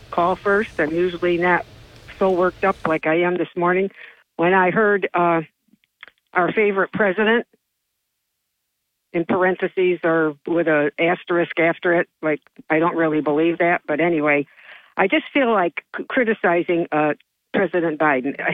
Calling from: Johnson City, New York, United States; uh, bright eyed and bushy tailed up since 5 o'clock, … from Johnson City.

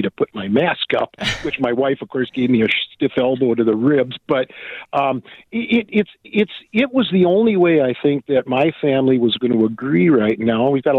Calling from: Wisconsin, United States; Hi, I'm actually calling from Washera County, Wisconsin

